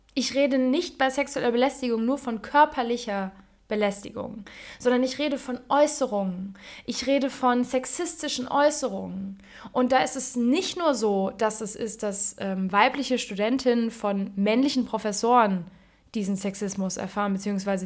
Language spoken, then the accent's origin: German; Germany; ich bin in Deutschland geboren